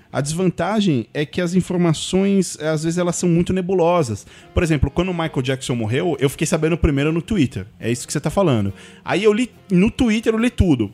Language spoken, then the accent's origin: Portuguese; São Paulo, Brazil; eu sou de São Paulo